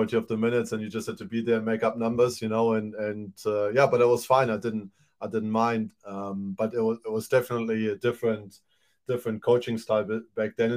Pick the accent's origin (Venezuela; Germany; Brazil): Germany; also born or lived in New Zealand; now in Te Aroha, New Zealand; originally born in Germany. Mom is German, dad is from former Yugoslavia, Montenegro to be precise. Moved here in 98.